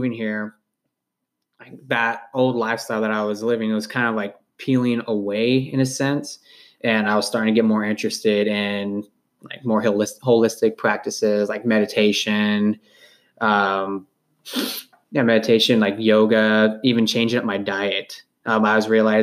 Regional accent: California, United States; moved away as an adult; also born or lived in Los Angeles; now in Kansas City, United States; I grew up with in California

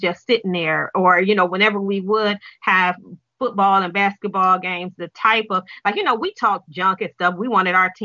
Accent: Detroit, Michigan, United States; I am born and raised in Detroit

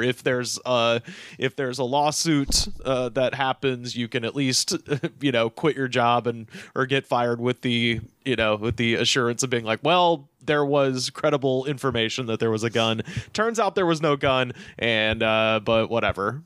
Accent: Auburn, United States; My hometown is named for a, a poem

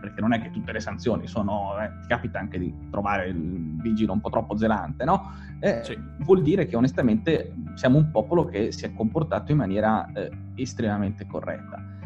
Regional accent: Liguria, Italy; io dico sempre da Ligure

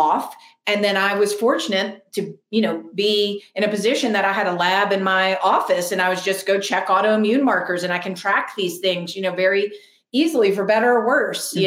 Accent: New Orleans, Louisiana, United States; I grew up 4 generations in New Orleans

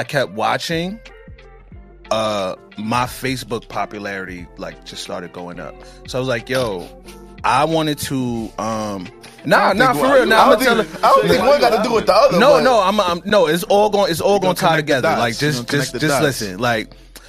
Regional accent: Brooklyn, New York, United States; also born or lived in Queens; I got adopted, and I've been raised in Brooklyn ever since.

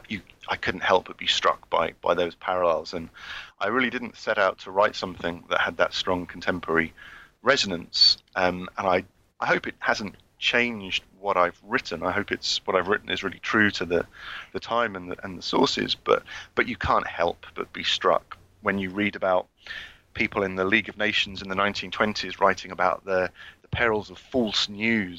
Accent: London, United Kingdom; moved away as an adult; also born or lived in Oxford / Galway, Ireland; now in Bristol, United Kingdom; I grew up in London, and then I studied at Oxford.

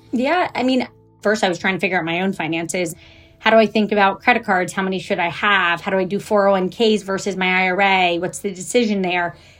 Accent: Jacksonville, Florida, United States; also born or lived in Kentucky; I was born in Kentucky. I grew up in Jacksonville, Florida

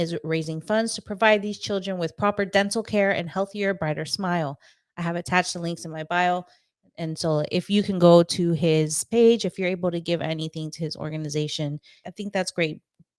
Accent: Lviv, Lviv Oblast, Ukraine; I grew up in Lviv, Ukraine.

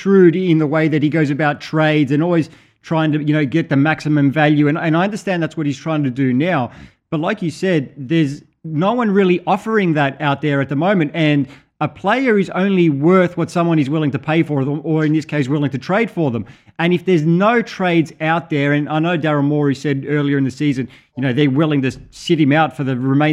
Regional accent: Australia; we are Australian.

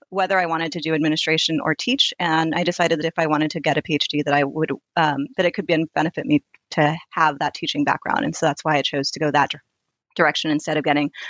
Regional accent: Santa Cruz, Stanford, Sunnyvale, California, United States; I grew up in and around college campuses, more specifically on UC Santa Cruz, where my parents were preceptors at Kresge College. I was actually born in Santa Cruz, and on Stanford University

